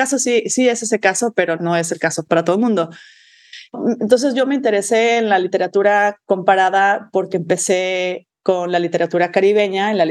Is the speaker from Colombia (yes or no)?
no; Mexico; moved away as an adult; also born or lived in Michigan, United States / Georgia, United States / Stanford, United States; yo me crié en México de madre lingüista y padre antropólogo